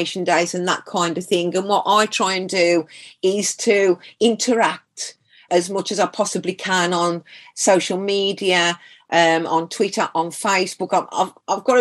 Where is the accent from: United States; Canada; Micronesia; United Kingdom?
United Kingdom; Black Country, West Midlands; accent: Black Country; People know you come from the black country